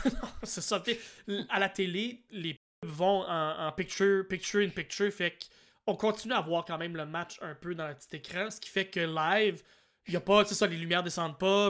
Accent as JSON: {"language": "French", "region": "New Brunswick", "country": "Canada", "said": "Je viens du Nouveau-Brunswick"}